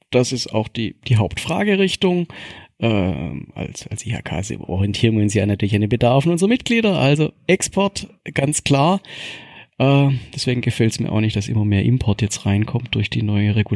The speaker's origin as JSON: {"language": "German", "region": "Baden-Württemberg", "country": "Germany", "said": "als Schwabe perfekt. Ich kann das zwei, dreimal aufgießen mit den gleichen Teeblättern."}